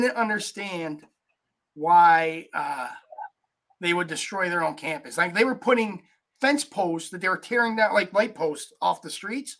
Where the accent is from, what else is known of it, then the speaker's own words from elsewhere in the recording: Syracuse, New York, United States; I grew up in Syracuse